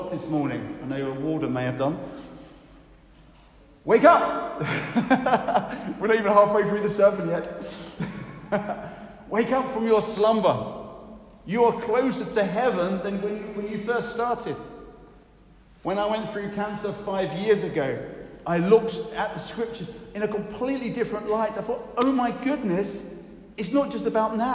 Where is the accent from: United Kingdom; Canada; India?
United Kingdom; we're too British